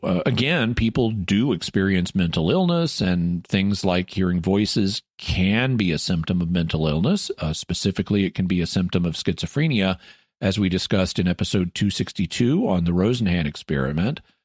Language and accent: English; Arkansas, United States; moved away; my hometown in Arkansas, which I was considering moving back